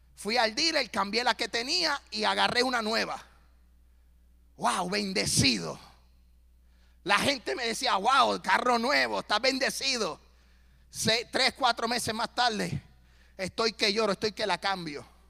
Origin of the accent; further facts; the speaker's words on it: Puerto Rico; now in Tennessee, United States; soy puertorriqueño